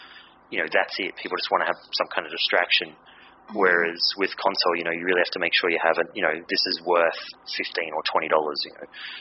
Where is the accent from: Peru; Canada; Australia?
Australia; being Aussie